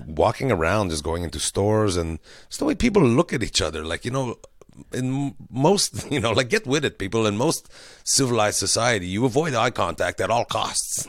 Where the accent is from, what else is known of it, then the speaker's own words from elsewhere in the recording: Quebec, Canada; we're from Quebec